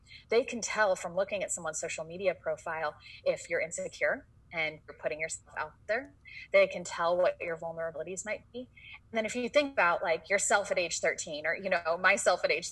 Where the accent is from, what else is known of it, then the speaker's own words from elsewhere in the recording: San Francisco, California, United States; moved away; also born or lived in Boston; I grew up in San Francisco